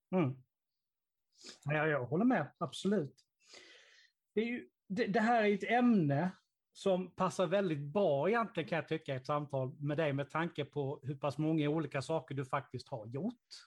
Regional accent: Karlshamn, Blekinge, Sweden; min hemstad

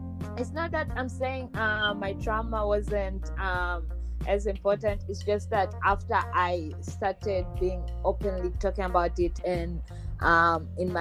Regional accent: Tanzania; moved away; I'm from Tanzania

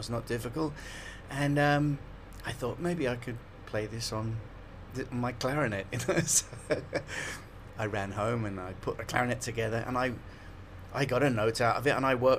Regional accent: Liverpool, North West England, United Kingdom; moved away as an adult; Liverpool, and yeah, I grew up there.

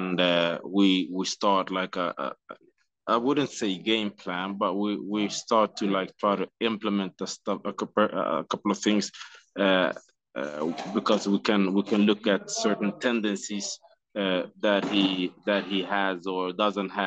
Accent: Stockholm, Stockholm County, Sweden; So I'm from Sweden as well.

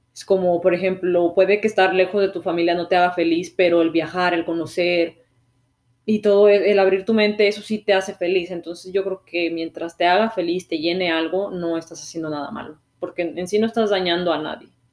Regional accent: Mexico; moved away as an adult; now in Canada; yo soy un mexicano que vive en Canadá

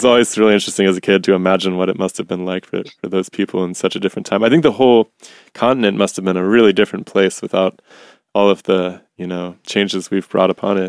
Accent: Ohio, United States; Yeah, I grew up in Ohio

